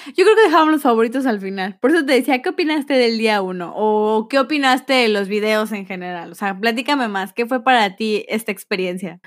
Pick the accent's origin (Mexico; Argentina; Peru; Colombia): Mexico; Yucatán; accent: aporreado (Yucatecan); Mi acento aporreado